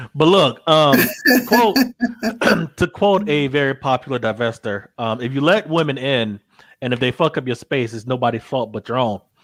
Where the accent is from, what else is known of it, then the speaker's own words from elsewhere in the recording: the South, United States; I'm from the South